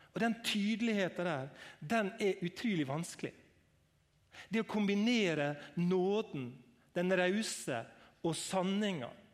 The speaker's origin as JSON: {"language": "Norwegian", "town": "Langevåg", "region": "Møre og Romsdal", "country": "Norway", "said": "Jeg er fra LA Ungevåg"}